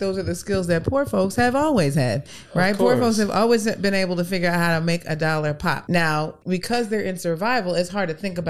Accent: New York, United States; now in New Orleans, United States; Growing up in New York, we lived a nice life. We had a pool in the backyard

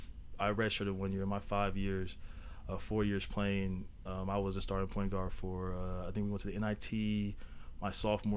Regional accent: Sacramento, California, United States; born and raised in Sacramento.

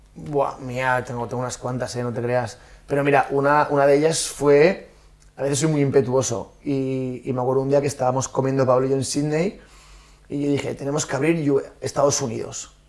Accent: Valencian Community, Spain; moved away as an adult; also born or lived in Australia; somos valencianos

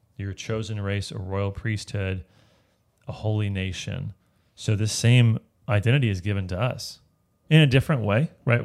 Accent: United States; as an American

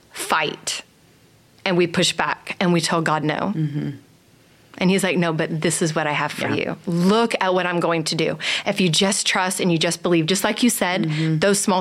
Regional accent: Dallas, Texas, United States; moved away as an adult; also born or lived in California; I grew up in Dallas.

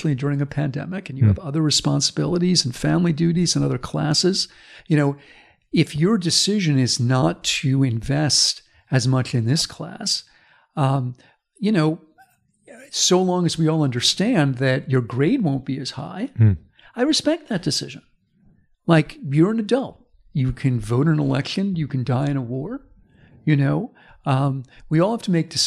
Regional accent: United States; as an American

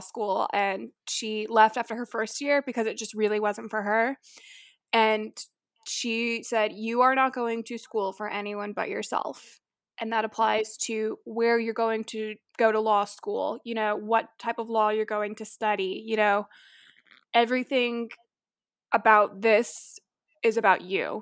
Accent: Tampa, Florida, United States; moved away; I'm originally from Tampa, Florida, so like Madison, I am also a Florida girl

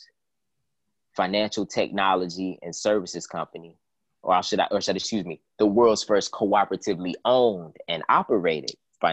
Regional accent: Cleveland, Ohio, United States; my hometown of Cleveland, Ohio.

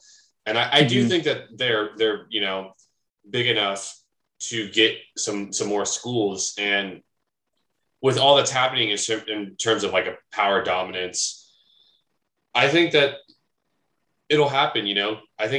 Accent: Missouri, United States; we grew up, you know, obviously Missouri.

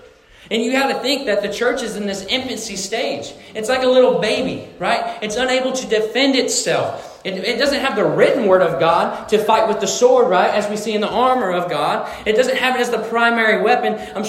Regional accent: Missouri, United States; And so I'm from Missouri, and when I moved down to Missouri, my family had a fox trotting farm, which is horses, right?

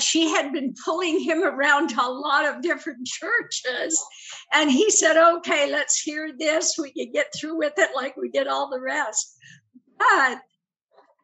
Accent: Denmark; moved away; I was born in Denmark

